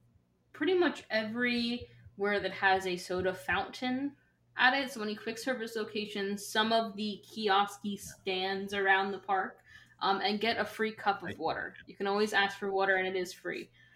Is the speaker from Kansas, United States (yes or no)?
no; New Jersey, United States; Because I'm more South Jersey